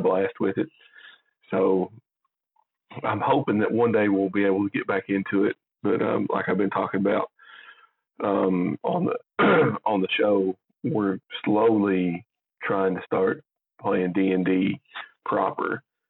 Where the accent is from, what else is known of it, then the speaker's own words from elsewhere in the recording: Jamestown, Tennessee, United States; we're both from Jamestown, Tennessee